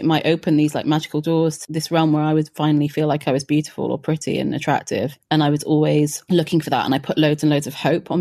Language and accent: English; Wales, United Kingdom; born or raised there